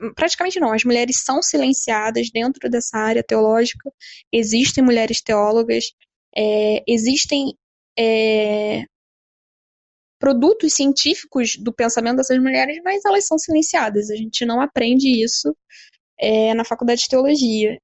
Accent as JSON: {"language": "Portuguese", "region": "Rio de Janeiro", "country": "Brazil", "said": "eu tenho 28 anos, sou do Rio de Janeiro"}